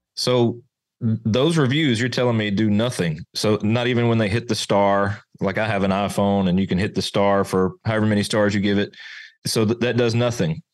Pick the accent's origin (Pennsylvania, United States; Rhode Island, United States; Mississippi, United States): Mississippi, United States; moved away; also born or lived in Arkansas; I'm from Arkansas, originally from Mississippi, so deep south